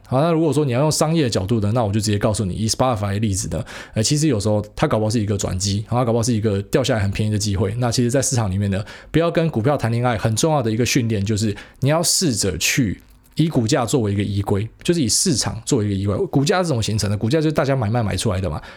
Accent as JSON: {"language": "Chinese", "country": "Taiwan", "said": "我们台湾人"}